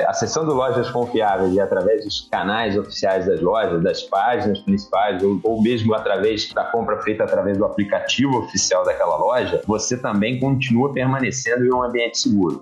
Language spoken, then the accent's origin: Portuguese; Rio de Janeiro, Brazil; Sou carioca da gema, adoro a minha cidade, sou apaixonado por onde eu vivo